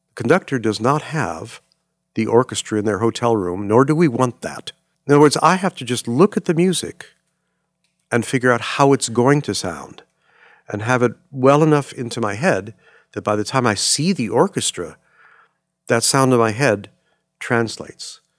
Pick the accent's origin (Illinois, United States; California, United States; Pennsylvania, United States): California, United States; Los Angeles; growing up in Los Angeles, which is not a fair thing to say because you really can't grow up in L